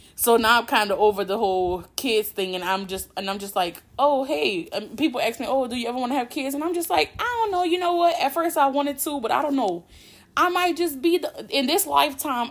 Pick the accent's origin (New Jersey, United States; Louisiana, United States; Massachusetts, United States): Louisiana, United States; I'm from Louisiana, born and raised, been living here my whole life